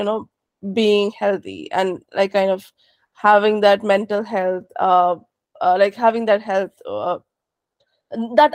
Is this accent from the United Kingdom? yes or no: no; India; now in San Francisco Bay Area, United States; I am an immigrant. I was born and raised in India.